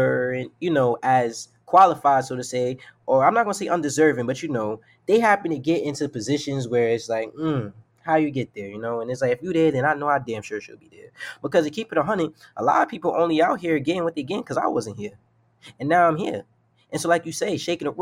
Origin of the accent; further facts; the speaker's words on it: New York City, New York, United States; I'm from New York. I'm from the Bronx